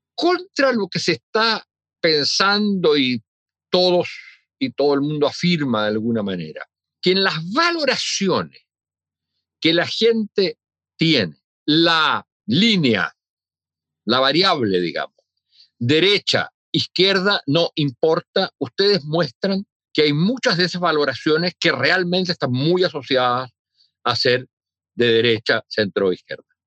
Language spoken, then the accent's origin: Spanish; Chile; cómo somos los chilenos